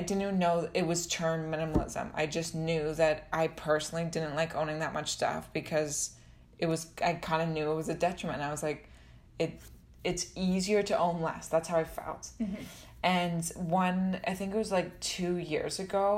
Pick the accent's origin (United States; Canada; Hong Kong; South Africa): Canada; London, Ontario; also born or lived in Toronto; I grew up in London, Ontario